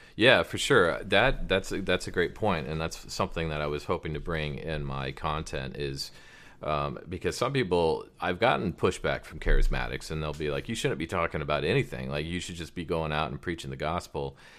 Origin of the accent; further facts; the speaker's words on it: Prescott Valley, Arizona, United States; I was raised in Prescott Valley, Arizona.